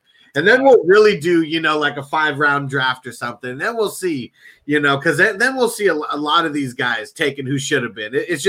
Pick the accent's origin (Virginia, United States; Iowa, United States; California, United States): California, United States; San Diego; I'm from San Diego.